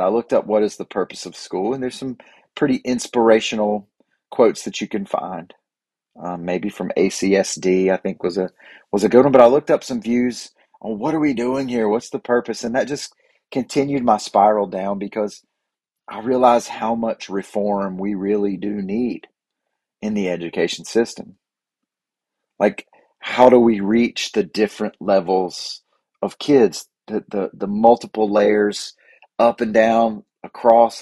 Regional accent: Boiling Springs, United States; my hometown of Boiling Springs

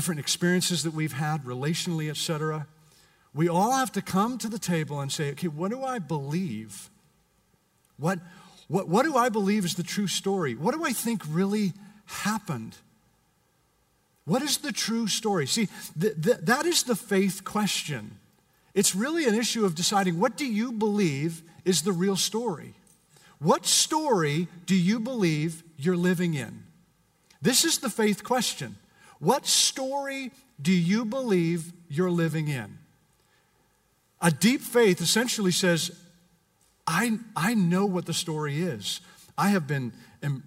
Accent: Canada; now in United States; I'm Canadian

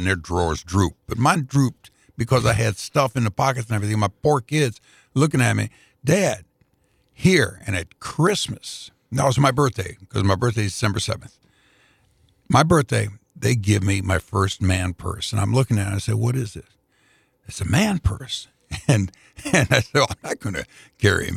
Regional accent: Indianapolis, Indiana, United States; I was working for WNAP Radio in Indianapolis at the time

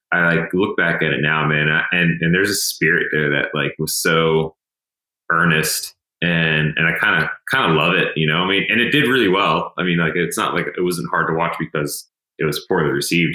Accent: Emmitsburg, Maryland, United States; I grew up in Western Maryland, so um, I, you know, like I, I grew up in a really, really pretty area. Emmitsburg, Maryland

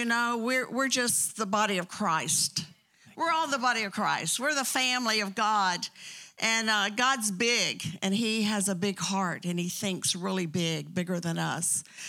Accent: Bartow, Florida, United States; born there; Do I sound real Southern? Because I was born in Bartow, Florida.

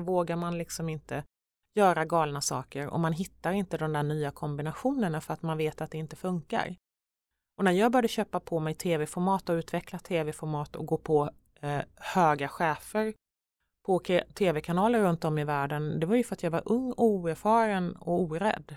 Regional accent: Vetlanda, Jönköping County, Sweden; moved away; Vetlanda-posten och mm. där jag är uppvuxen

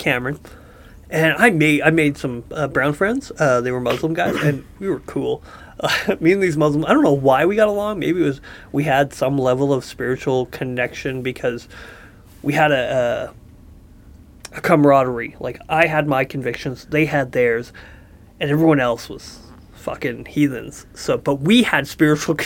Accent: Saskatchewan, Canada; I was from Saskatchewan

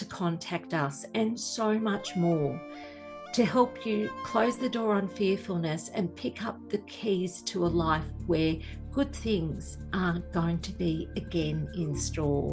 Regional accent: Australia; Being Australian as I am, I grew up with the royal family being very much in the spotlight in the media

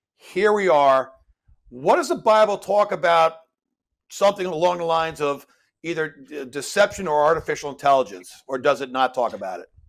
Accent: New York, United States; I'm a New Yorker

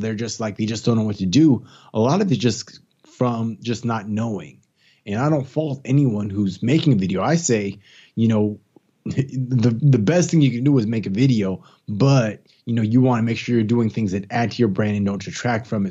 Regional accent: East Palo Alto, California, United States; moved away as an adult; also born or lived in Gainesville, Florida / Washington, D.C. / Tampa, Florida; now in Atlanta, United States; I'm from California. I'm actually from the Bay Area, San Francisco Bay Area, from a small little city called East Palo Alto, which is kinda close to Stanford University. It's changed a lot since I was a youngster

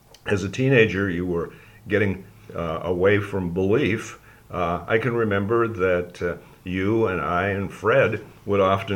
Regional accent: Sault Ste. Marie, Ontario, Canada; born or raised there

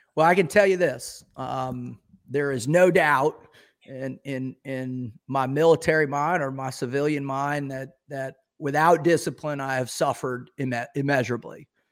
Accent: Boca Raton, Florida, United States; I grew up in Boca Raton, Florida

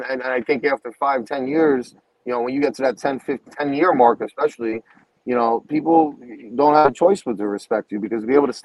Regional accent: New York, United States; we're from New York, all right? That's our home

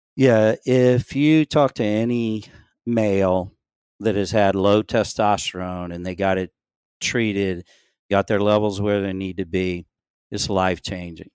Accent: Louisiana, United States; moved away as an adult; also born or lived in Shreveport, Louisiana / Maryland; now in Gulfport, United States; I grew up in Louisiana, went to L S U, uh, undergraduate

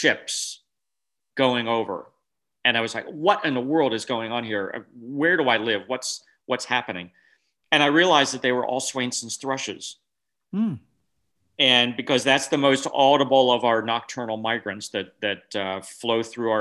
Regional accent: New Jersey, United States; born or raised there; moved away as an adult; also born or lived in California / Wyoming; now in Washington, United States

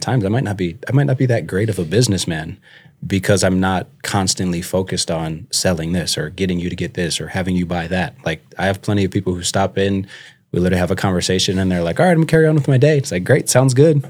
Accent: St. Louis Park, Minnesota, United States; moved away as an adult; also born or lived in Buffalo, Minnesota / Mankato, Minnesota; now in Sioux Falls, United States; I'm originally from Minnesota, so I grew up in the Twin Cities area. Um, was born and raised

